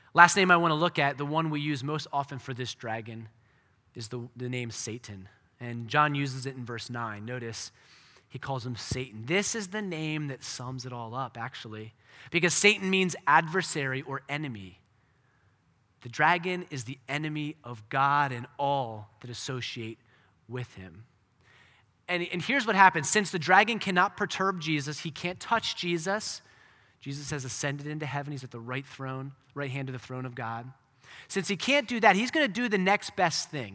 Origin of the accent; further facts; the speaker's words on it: United States; for us as American Christians